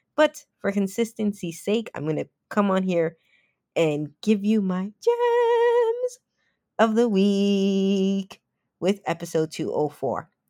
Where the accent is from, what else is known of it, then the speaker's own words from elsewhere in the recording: Toronto, Ontario, Canada; moved away; I am a Canadian kid at heart. I did grow up in Toronto